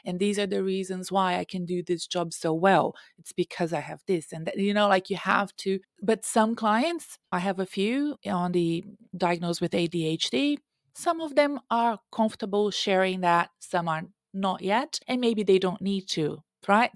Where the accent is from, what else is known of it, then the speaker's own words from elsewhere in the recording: Brazil; English is a second language; now in United States; I was raised in Brazil, and I lived between the Amazon forest and my grandparents' farm.